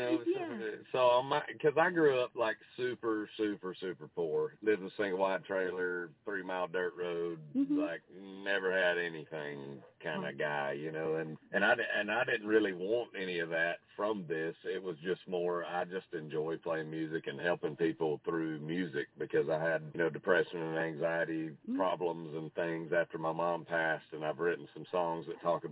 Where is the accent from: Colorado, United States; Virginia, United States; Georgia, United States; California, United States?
Georgia, United States; Jasper; I'm from Jasper, which Talking Rock and Jasper, you might as well call it the same place